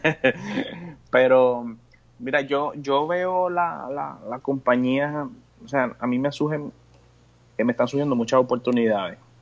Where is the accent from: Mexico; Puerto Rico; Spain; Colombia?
Puerto Rico; como boricua